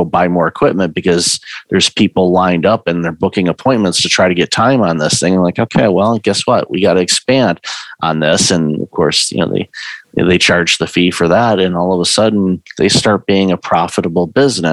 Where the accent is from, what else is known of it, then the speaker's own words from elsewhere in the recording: Detroit, Michigan, United States; I grew up in Detroit.